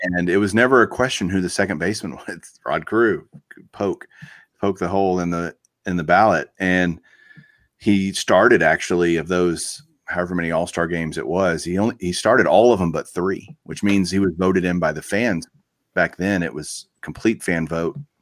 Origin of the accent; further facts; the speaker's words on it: Texas, United States; growing up in Texas